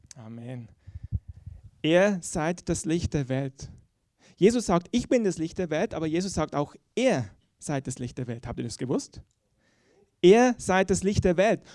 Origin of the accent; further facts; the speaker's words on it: Switzerland; ich sage das als Schweizer. Ähm, wir sind ja in der Schweiz geübt in der Neutralität.